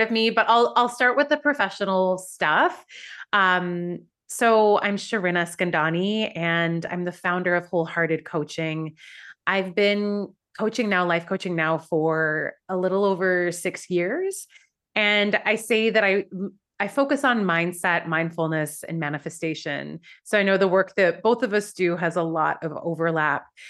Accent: Vancouver, British Columbia, Canada; moved away as an adult; also born or lived in Iran; now in New York, United States; where I grew up in Vancouver

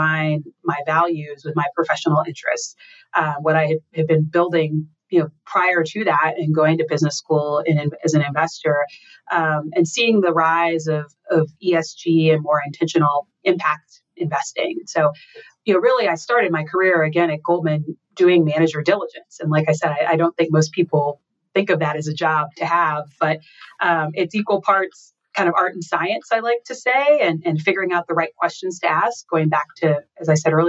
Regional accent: Texas, United States; moved away as an adult; also born or lived in St. Louis, Missouri / New York / Boston / Washington D.C.; I grew up in Texas

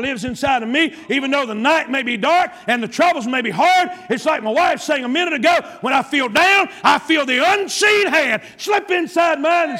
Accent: South Carolina, United States; I'm from South Carolina

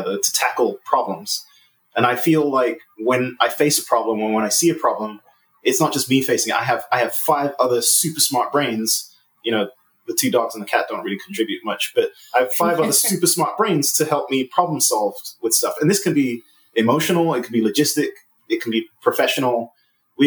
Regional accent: England, United Kingdom; moved away; I'm originally from England

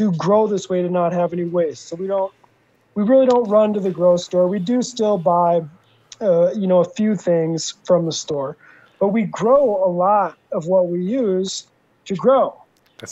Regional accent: Little Perm, Minnesota, United States; moved away; 30 minutes from where I grew up in Little Perm, Minnesota

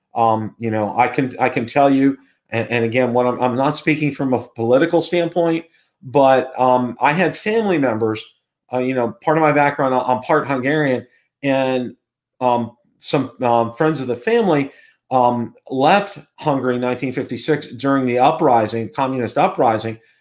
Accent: Pittsburgh, Pennsylvania, United States; now in Tampa, United States; my hometown is Pittsburgh, P

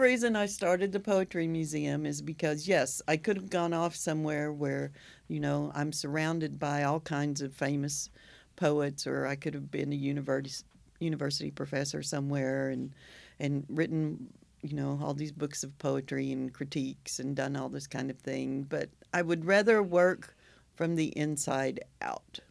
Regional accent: Oklahoma, United States; I'm from Oklahoma

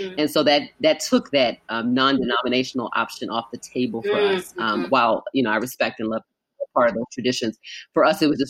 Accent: Baltimore, Maryland, United States; I grew up in Baltimore, so not far from Philadelphia

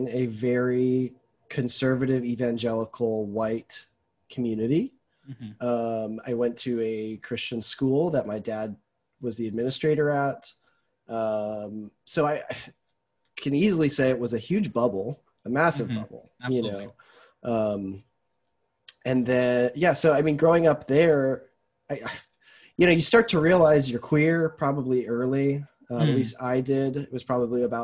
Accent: Tucson, Arizona, United States; moved away as an adult; also born or lived in Alabama; I am from Tucson, Arizona. I'm a desert rat.

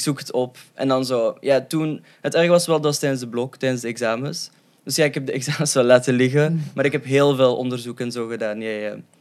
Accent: Leuven, Flanders, Belgium; also born or lived in Moscow, Russia; ik ben opgegroeid in Leuven en ik ben samen met mijn tweelingbroer geadopteerd

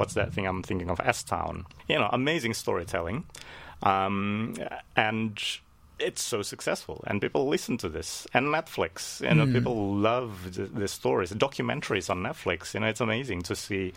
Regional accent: Indonesia; I'm from Indonesia

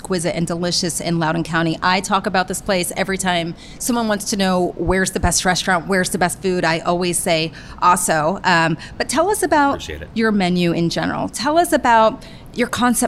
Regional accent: Philippines; I'm Filipino, so we eat pig ears

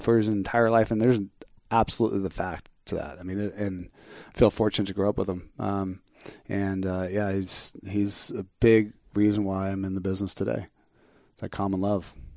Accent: Orange County, California, United States; where I grew up in Orange County

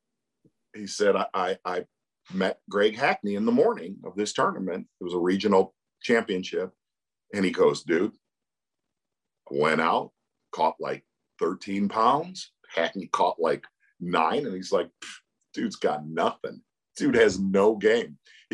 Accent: Chicago, Illinois, United States; moved away; also born or lived in Michigan; Growing up in Chicago and then moving to Michigan

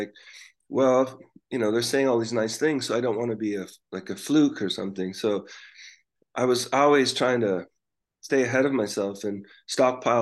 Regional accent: Canada; we're from Canada

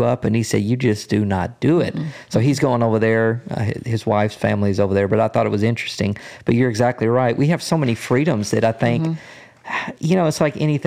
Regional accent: United States; I'm American

